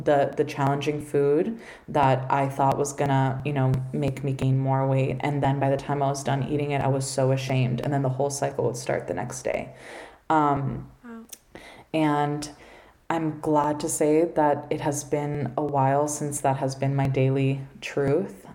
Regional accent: Miami, Florida, United States; I grew up here in Miami

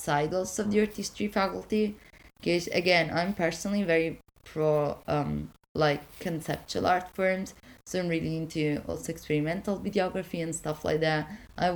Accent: Italy; now in Wales, United Kingdom; I'm from Italy

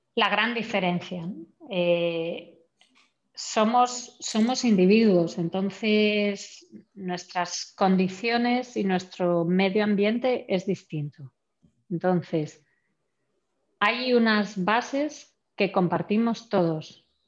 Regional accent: Santander, Cantabria, Spain; moved away; also born or lived in Germany; vengo de la única región de España en la que eh, hace 20 años no se hacía vino vengo de Santander, que de vacas sabemos mucho

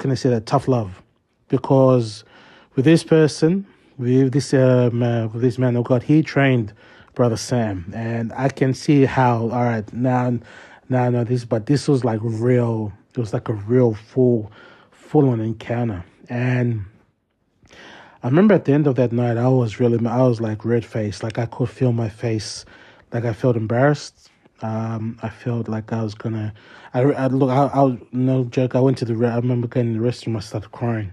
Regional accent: Sydney, New South Wales, Australia; a boy such as me, born and raised in the St. George area, here in Sydney South

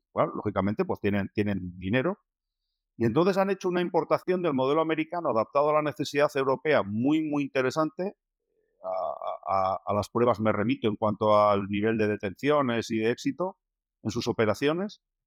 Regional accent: Basque Country, Spain; como buenos vascos

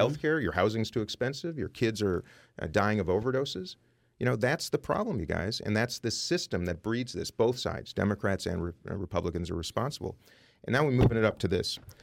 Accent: Saint Paul, Minnesota, United States; I grew up very poor in Saint Paul, Minnesota

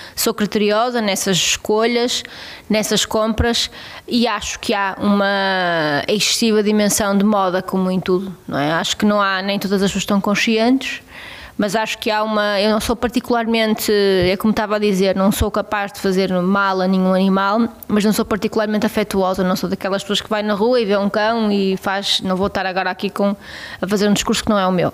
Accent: Abaças, Vila Real District, Portugal; eu cresci numa quinta

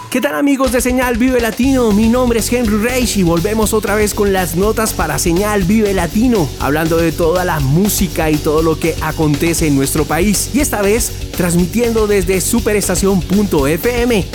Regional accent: Colombia; una sociedad como la colombiana, como la nuestra

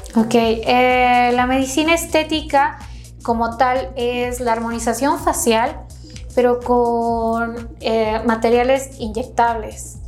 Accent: Quito, Pichincha, Ecuador; moved away as an adult; now in Mexico; Soy originaria de Ecuador, de Quito, Ecuador, de la capital

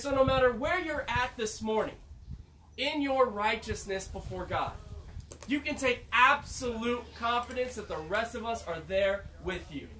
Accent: Syracuse, New York, United States; also born or lived in Chicago; I'm from New York, they're like, uh, so Manhattan or Brooklyn, no Syracuse

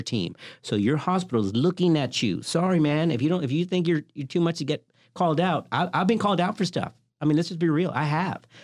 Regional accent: the South, United States; I grew up in the South.

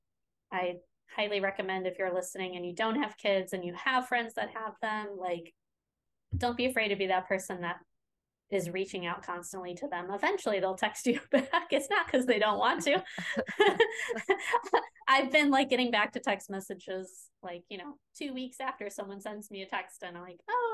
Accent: the Chicago suburbs, Illinois, United States; moved away as an adult; also born or lived in New York; I grew up in the Chicago suburbs

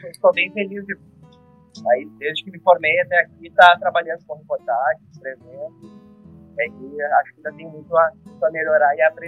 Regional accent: São Francisco de Paula, Rio Grande do Sul, Brazil; moved away as an adult; also born or lived in São Leopoldo; eu morava em São Francisco de Paula, na terra que é a minha cidade natal, né?

